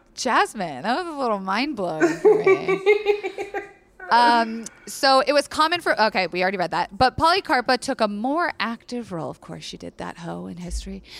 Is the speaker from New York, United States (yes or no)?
no; Florida, United States; I was raised in Florida